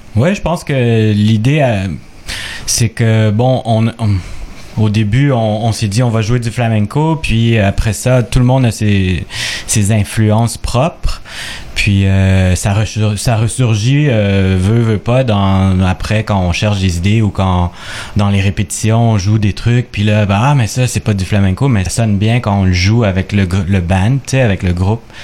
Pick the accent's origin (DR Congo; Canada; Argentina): Canada; Quebec; québécois d'origine chilienne